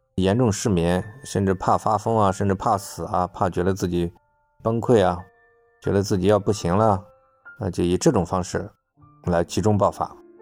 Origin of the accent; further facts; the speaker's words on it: China; 按照我们中国人的说法来讲